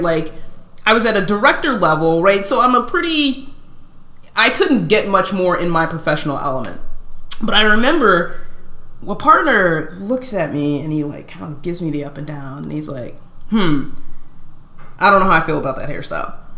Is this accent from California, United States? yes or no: yes; Southern California, United States; I was born and raised in California for the most part, in Southern Cal